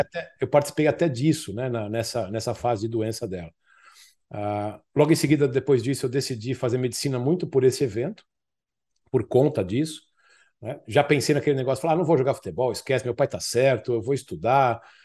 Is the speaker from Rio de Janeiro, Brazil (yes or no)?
no; São Paulo, Brazil; Eu morava no Tucuruvi, eu sou da zona norte de São Paulo